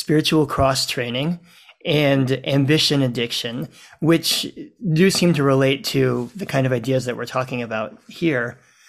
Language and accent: English; New Orleans, Louisiana, United States; My hometown.